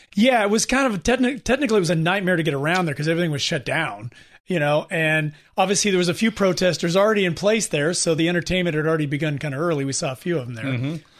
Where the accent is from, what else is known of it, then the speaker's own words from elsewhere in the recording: California, United States; we're from California